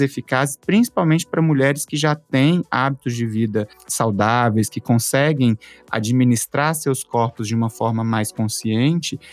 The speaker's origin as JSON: {"language": "Portuguese", "town": "Belo Horizonte", "region": "Minas Gerais", "country": "Brazil", "moved": "as an adult", "lives_now": "São Paulo, Brazil", "said": "eu sou de Belo Horizonte, moro aqui há alguns anos"}